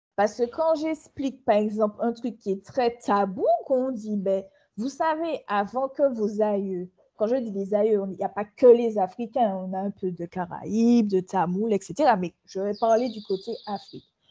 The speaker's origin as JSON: {"language": "French", "country": "Martinique", "moved": "yes", "said": "je suis une Martiniquaise qui vient de s'installer il y a à peu près trois mois sur son île"}